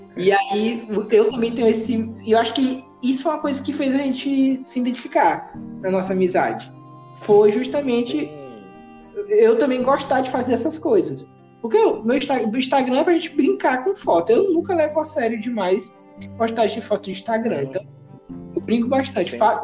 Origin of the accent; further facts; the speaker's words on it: Piauí, Brazil; eu sou do Piauí